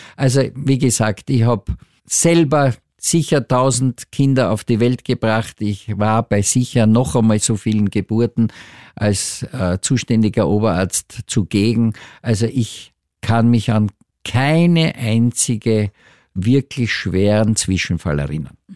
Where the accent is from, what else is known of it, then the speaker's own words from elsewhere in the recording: Austria; hier bei uns in Österreich